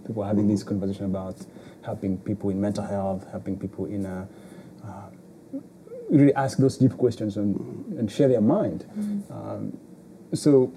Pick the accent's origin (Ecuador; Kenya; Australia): Kenya; moved away; I'm from Kenya